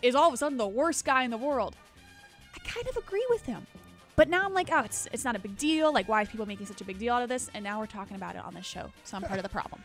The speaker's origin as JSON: {"language": "English", "region": "South Florida", "country": "United States", "tie": "born or raised there", "said": "growing up in South Florida"}